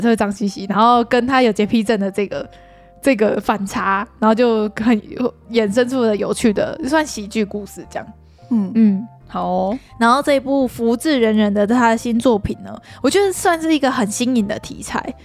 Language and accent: Chinese; Taiwan; 对于我们台湾人来说